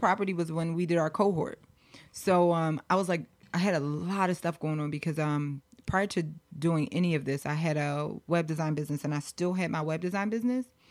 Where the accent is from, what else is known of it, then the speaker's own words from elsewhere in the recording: Philadelphia, Pennsylvania, United States; also born or lived in Los Angeles; I grew up in Philly.